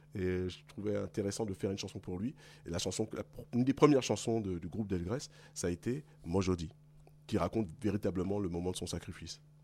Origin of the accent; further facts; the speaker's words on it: Paris region, Île-de-France, France; also born or lived in Guadeloupe (ancestry); Je suis né en France métropolitaine, mais de parents guadeloupéens. J'ai grandi ici